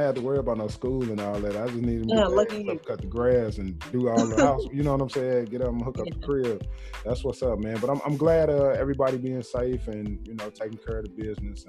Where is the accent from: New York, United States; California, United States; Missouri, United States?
Missouri, United States; St. Louis; because I'm from St. Louis